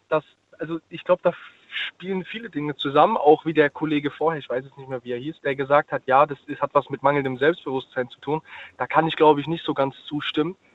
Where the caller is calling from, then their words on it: Ludwigshafen, Rhineland-Palatinate, Germany; Ich bin aus Ludwigshafen.